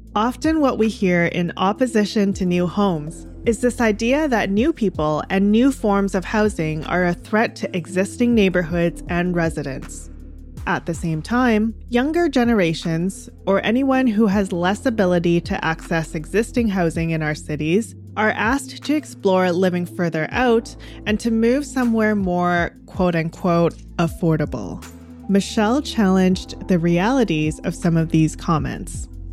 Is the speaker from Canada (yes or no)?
yes; Delta, British Columbia, Canada; where I grew up in North Delta